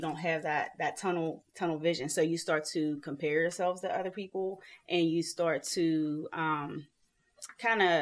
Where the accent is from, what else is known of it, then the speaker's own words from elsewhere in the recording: Pittsburgh, Pennsylvania, United States; I'm from Pittsburgh, Pennsylvania